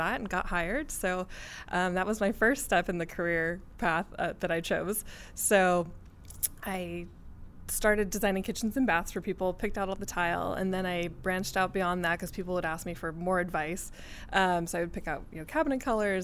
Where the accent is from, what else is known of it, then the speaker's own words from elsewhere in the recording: Santa Barbara, California, United States; I am from Santa Barbara, California